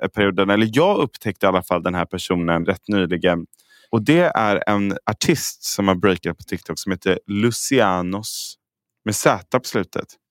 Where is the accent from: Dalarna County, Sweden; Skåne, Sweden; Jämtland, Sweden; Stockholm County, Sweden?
Stockholm County, Sweden; Stockholm; Jag är så stockholmare.